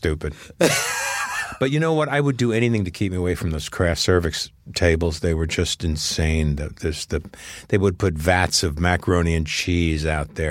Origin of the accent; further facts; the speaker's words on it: Sea Cliff, New York, United States; moved away; I grew up in Seacliff